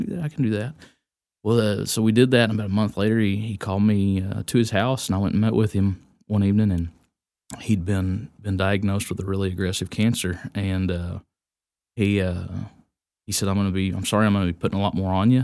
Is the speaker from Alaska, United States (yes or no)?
no; Chico, Texas, United States; born and raised in Wise County, uh, Chico kid, still live north of Chico